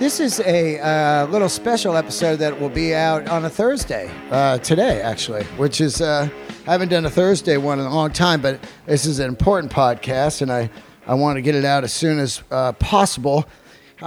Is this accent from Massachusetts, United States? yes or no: no; San Francisco, California, United States; growing up in San Francisco